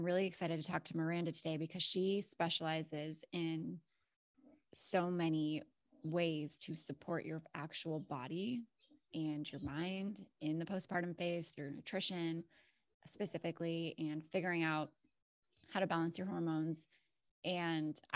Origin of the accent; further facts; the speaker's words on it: Alaska, United States; I'm also from Alaska